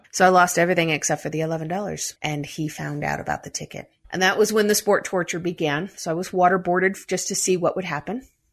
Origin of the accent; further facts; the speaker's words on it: United States; also born or lived in United Kingdom; now in Denver, United States; I'm an American